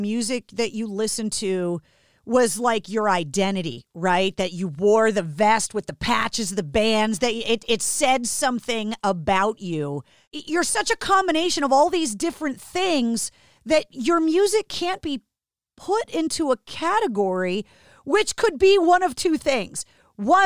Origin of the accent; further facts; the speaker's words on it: Boston, Massachusetts, United States; Growing up in Boston